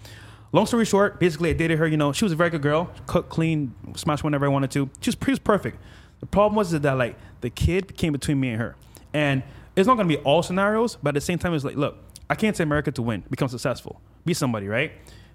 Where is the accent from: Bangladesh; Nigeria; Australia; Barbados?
Barbados; now in Miami, United States; No, this is back. This here in Miami. Okay. So I came from Barbados, and then a year in, I met that chick at Wynwood downtown.